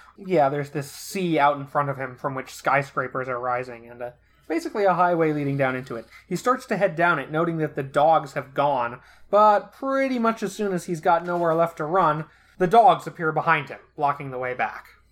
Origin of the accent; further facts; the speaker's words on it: Flint, Michigan, United States; I grew up in Flint. I drink Fago.